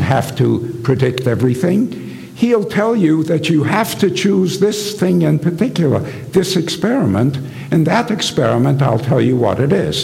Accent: England, United Kingdom; when I was young, I was growing up in England

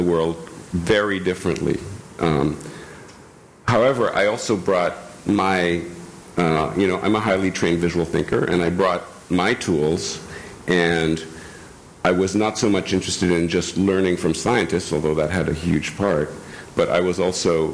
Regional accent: France; moved away; also born or lived in India; I grew up in France.

